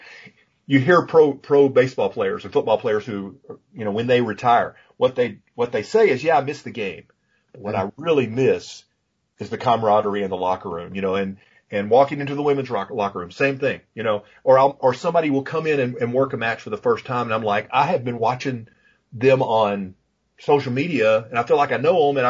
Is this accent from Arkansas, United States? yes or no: yes; Pine Bluff, Arkansas, United States; I grew up in Pine Bluff, Arkansas. So when I say I'm from Pine Bluff, that's legitimate.